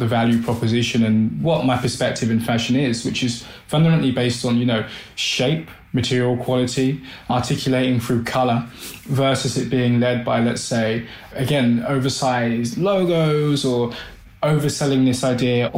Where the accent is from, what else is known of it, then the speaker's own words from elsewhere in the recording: London, United Kingdom; I'm Black British. My heritage, of course, is Caribbean. So Barbados and St. Vincent. And I was born in Southwest London, Brixton